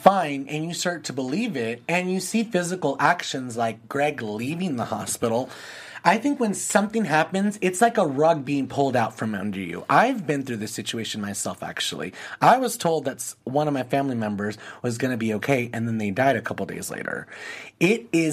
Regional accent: Los Angeles, California, United States; someone that's from California, like me, LA, we grew up right here by the ocean

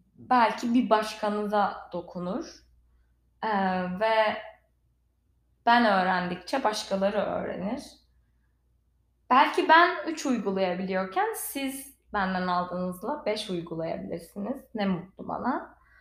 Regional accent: İzmir, Turkey; moved away as an adult; also born or lived in Istanbul; now in Los Angeles, United States; ben İzmirliyim.

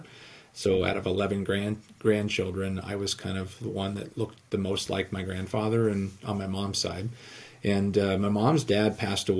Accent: Southern California, United States; now in Iowa, United States; I grew up in Southern California. I live in Iowa now

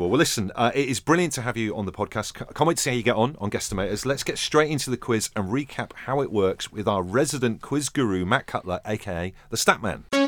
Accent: Merseyside, North West England, United Kingdom; I am from Merseyside

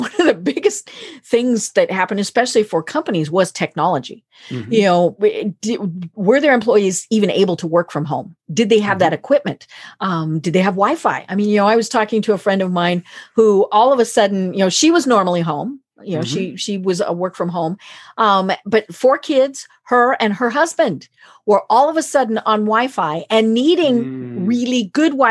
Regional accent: Colorado, United States; I'm from Colorado

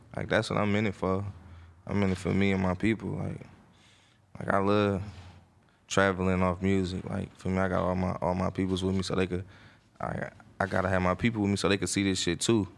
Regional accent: Oakland, California, United States; I'm from Oakland, California, East Oakland to be exact. I grew up in a area, a neighborhood called the Murder Depths

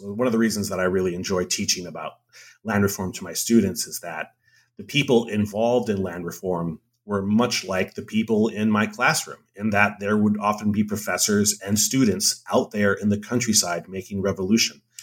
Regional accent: Hawaii, United States; moved away as an adult; I'm from Hawaii.

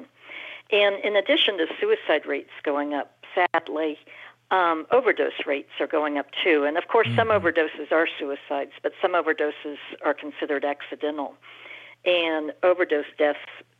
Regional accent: Houston, Texas, United States; I grew up in Houston, Texas

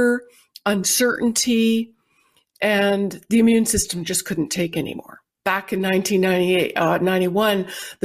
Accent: Canada; moved away as an adult; now in United States; I was born and raised in Canada

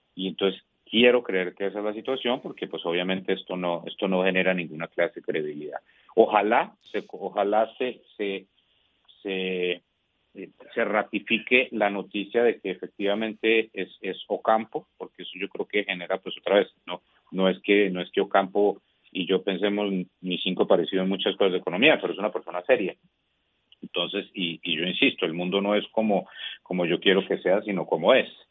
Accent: Colombia; como colombiano

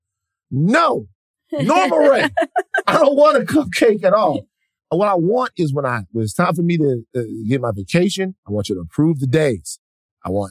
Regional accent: Louisiana, United States; now in Los Angeles, United States; I'm from Louisiana

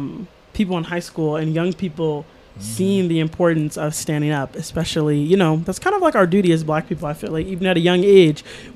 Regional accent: Chicago, Illinois, United States; Chicago, my hometown.

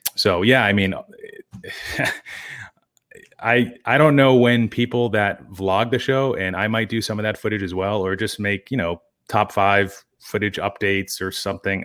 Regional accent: Wilmington, Massachusetts, United States; town that's, yeah, twenty, thirty minutes north of Boston called Wilmington

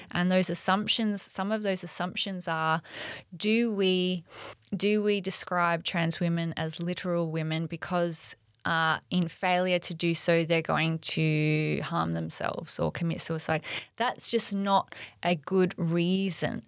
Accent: Australia; we're Australian

